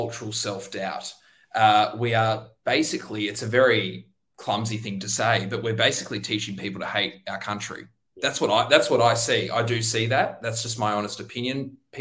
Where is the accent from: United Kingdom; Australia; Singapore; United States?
Australia; Tweed Heads, New South Wales; now in Sydney, Australia; I'm actually from Tweed Heads, so I moved down about 3 or 4 years down to Sydney